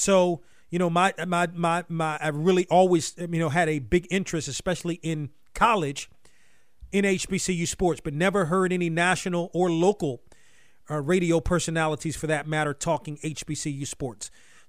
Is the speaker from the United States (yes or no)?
yes; Washington, District of Columbia, United States; growing up in Washington, huge sports fan.